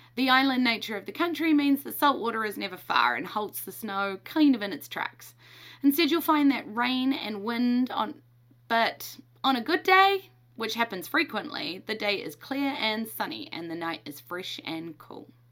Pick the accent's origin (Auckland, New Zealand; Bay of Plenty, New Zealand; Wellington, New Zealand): Wellington, New Zealand; As it's my hometown